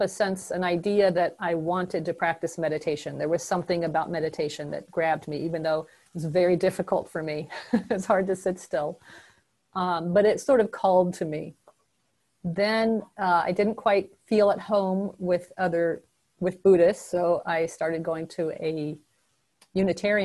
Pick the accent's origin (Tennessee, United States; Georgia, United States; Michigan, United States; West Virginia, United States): Tennessee, United States; Memphis; also born or lived in New York / Madison, Wisconsin; now in Middleton, United States; I grew up in a secular home in Memphis, Tennessee. That's my hometown.